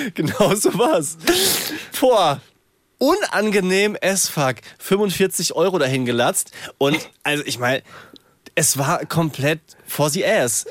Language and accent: German; Wiesbaden, Hesse, Germany; Ich bin in Wiesbaden aufgewachsen